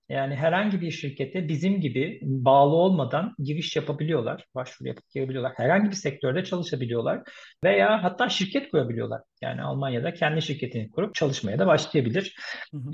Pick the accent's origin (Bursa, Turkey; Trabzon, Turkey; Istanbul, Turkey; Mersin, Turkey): Istanbul, Turkey; first language Turkish; moved away as an adult; now in Munich, Germany; Doğma büyüme İstanbul